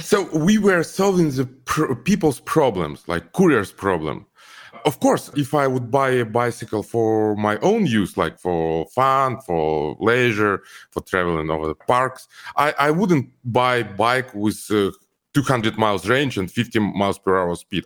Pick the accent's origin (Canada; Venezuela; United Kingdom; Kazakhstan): Kazakhstan; Almaty; English is a second language; moved away as an adult; also born or lived in Ukraine; now in Los Angeles, United States; my home country is Kazakhstan, and home city Al-, is Almaty. Uh, I grew up there.